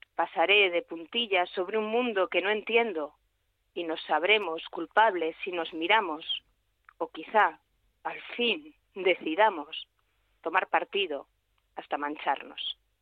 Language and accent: Spanish; Calatayud, Aragon, Spain; soy de Calatayud, que es lo de Bilbilitana, soy aragonesa